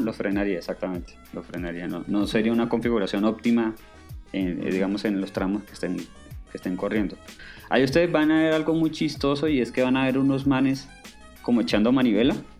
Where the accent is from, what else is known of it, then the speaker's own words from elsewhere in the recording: Cartagena, Bolívar, Colombia; now in Bogotá, Colombia; yo vivo en Bogotá, pero digamos en mi infancia yo me crié en Cartagena, que es una ciudad puerto en, Colombia.